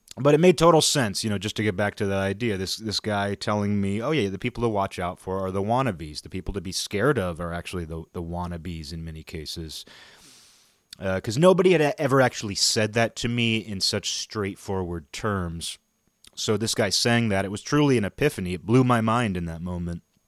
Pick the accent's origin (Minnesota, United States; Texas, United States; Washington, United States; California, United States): Washington, United States; my hometown is the next town over from Nintendo headquarters